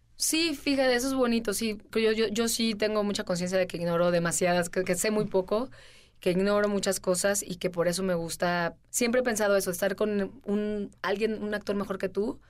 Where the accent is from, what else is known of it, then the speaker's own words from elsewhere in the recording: Veracruz, Mexico; moved away; yo empecé haciendo televisión y, este, salí de Veracruz